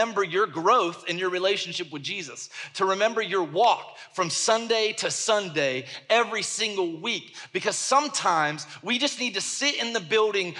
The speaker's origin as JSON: {"language": "English", "region": "the South", "country": "United States", "said": "I'm from the South"}